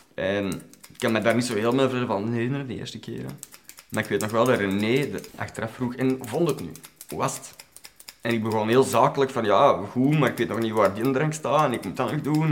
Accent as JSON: {"language": "Dutch", "town": "Brasschaat", "region": "Flanders", "country": "Belgium", "tie": "born or raised there", "also_born_or_lived": "Ostend / Ekeren", "said": "Ik ben geboren in Oostende. En op heel vroege leeftijd zijn we verhuisd naar Eker, waar wij heel kortstondig hebben gewoond, want daar weet ik eigenlijk helemaal niks meer van. En dan zijn wij opgeruimd in Capelle, Braschaat"}